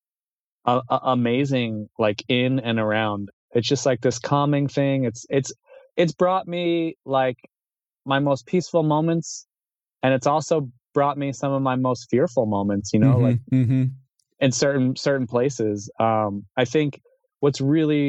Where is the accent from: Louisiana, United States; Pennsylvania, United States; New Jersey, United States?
New Jersey, United States; I'm from Jersey, and Jersey is like, you know, a heavy like shortboarding scene